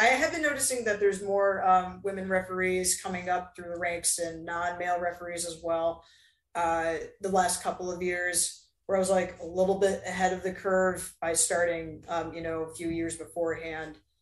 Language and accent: English; Southeast, United States; now in Chattanooga, United States; technically I'm from the Southeast